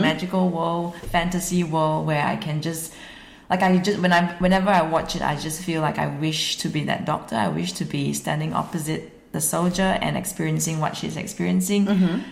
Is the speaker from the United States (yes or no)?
no; Singapore; moved away as an adult; now in Sunshine Coast, Australia; So I'm actually Singaporean. I'm living in Australia because I'm married an Australian man